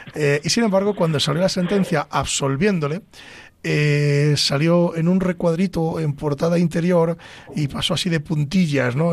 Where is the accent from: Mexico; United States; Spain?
Spain; Ávila, Castile and León; soy de Ávila